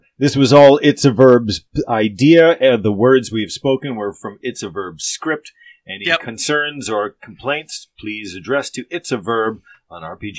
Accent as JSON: {"language": "English", "country": "United States", "said": "I'm an American."}